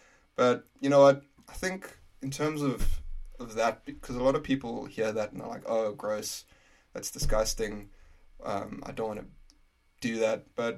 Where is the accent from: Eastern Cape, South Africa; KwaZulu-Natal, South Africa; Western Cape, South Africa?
Western Cape, South Africa; Prince Albert; first language English; moved away as an adult; also born or lived in Oudtshoorn, South Africa; now in Glasgow, United Kingdom; So I grew up in a little town called Prince Albert in South Africa in the Western Cape. So that's near Cape Town. Really intense place to grow up because weather-wise, it's semi-desert, so it gets extremely, extremely hot.